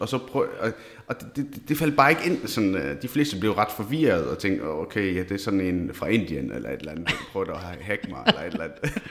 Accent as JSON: {"language": "Danish", "town": "Esbjerg", "region": "Southern Denmark", "country": "Denmark", "tie": "born or raised there", "said": "født og opvokset i Esbjerg"}